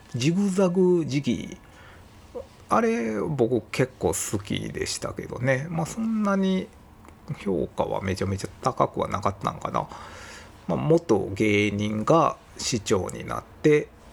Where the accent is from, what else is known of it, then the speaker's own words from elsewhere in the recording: Osaka, Japan; accent: Kansai-ben; 僕自身は生まれは大阪なんですけど、まあ両親が広島出身なんですよね